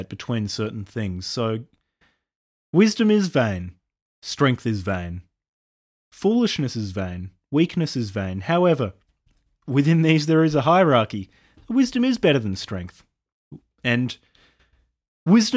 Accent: Australia; I'm an Australian

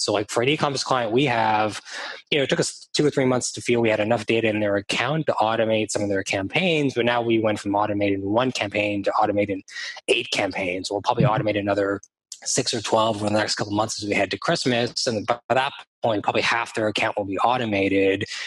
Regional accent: Toronto, Ontario, Canada; also born or lived in London, United Kingdom / Australia; now in Vancouver, Canada; I'm based in beautiful Vancouver, Canada, on the West Coast. I'm from Toronto, Canada, and I've lived around the world in London, UK, in Australia

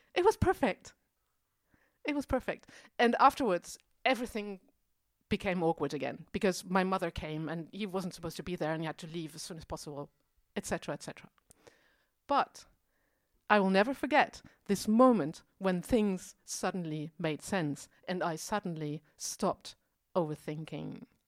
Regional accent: Germany; now in Berlin, Germany; I'm from West Germany

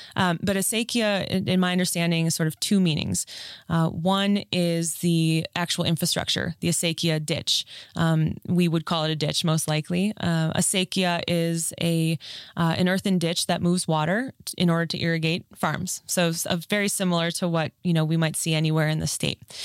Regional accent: Minneapolis, Minnesota, United States; moved away as an adult; also born or lived in Mankato, Minnesota; now in Colorado, United States; I grew up in Minnesota

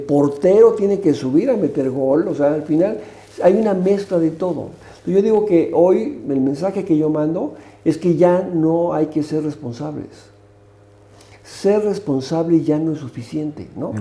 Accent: Mexico

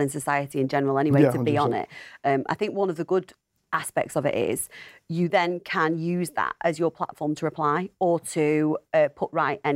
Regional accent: the north of England, United Kingdom; accent: generic Northern; Just Northern. It's generic Northern.

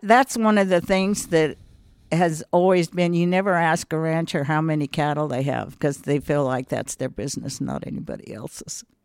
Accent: Wet Mountain Valley, Colorado, United States; also born or lived in Cañon City, Colorado; I was born in Canyon City just because that was the hospital

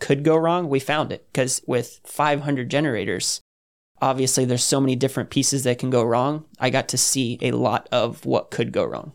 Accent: New Smyrna Beach, Florida, United States; moved away as an adult; I'm from New Smyrna Beach, Florida, just south of Daytona.

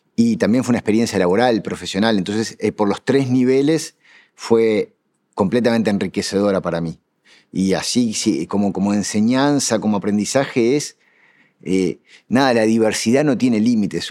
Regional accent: Uruguay; somos uruguayos

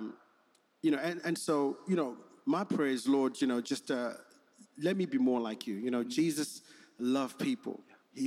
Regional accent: Zimbabwe; moved away as an adult; also born or lived in South Africa / Manchester, United Kingdom / Germany; now in United States; I grew up in Zimbabwe, that's where I did my school

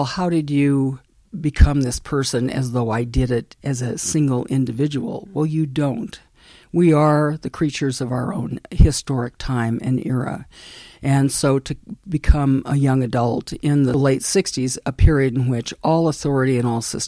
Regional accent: Montana, United States; I grew up in Montana, as I said, born and raised

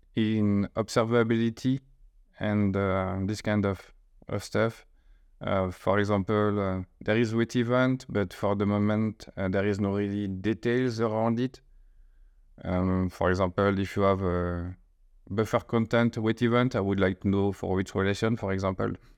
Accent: eastern France, France; accent: French; English is a second language; I grew up in the, uh, east of France

